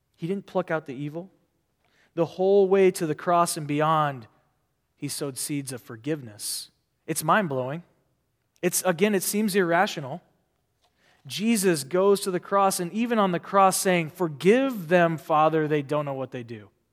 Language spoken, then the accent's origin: English; Omaha, Nebraska, United States; now in California, United States; I grew up in the city in Omaha, Nebraska